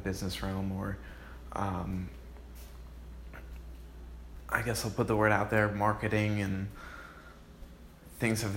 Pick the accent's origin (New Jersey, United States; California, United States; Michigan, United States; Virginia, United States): New Jersey, United States; now in Sarasota, United States; I'm originally from Jersey.